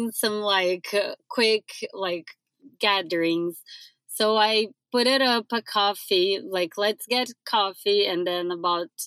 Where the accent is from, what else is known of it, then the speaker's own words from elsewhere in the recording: Brazil; now in Seattle, United States; I am also from Brazil.